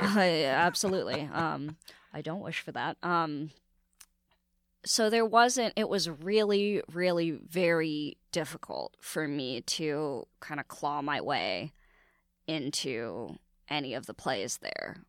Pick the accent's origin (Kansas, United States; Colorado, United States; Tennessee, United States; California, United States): California, United States; San Francisco; now in New York, United States; San Francisco is a really cool place to grow up, like young and Asian